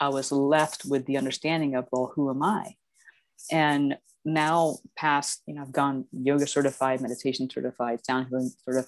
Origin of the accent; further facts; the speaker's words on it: Titusville, Florida, United States; I grew up in Titusville on the east coast of Florida.